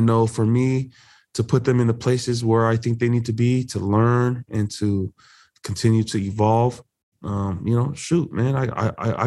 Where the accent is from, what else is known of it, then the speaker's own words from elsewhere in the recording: Buena Park, California, United States; growing up in Buena Park, California